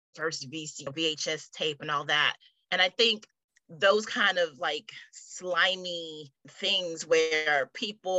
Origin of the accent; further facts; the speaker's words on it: New York City, New York, United States; we grew up in Brooklyn